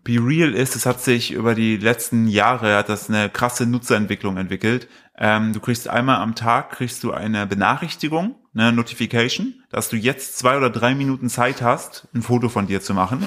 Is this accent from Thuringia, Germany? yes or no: yes; Altenburg, Thuringia, Germany; now in Cologne, Germany; Altenburg, wo ich herkomme